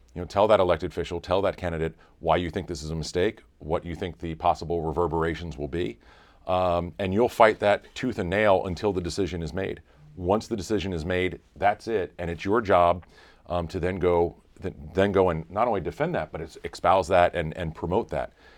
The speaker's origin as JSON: {"language": "English", "region": "North Carolina", "country": "United States", "tie": "born or raised there", "said": "I grew up in North Carolina"}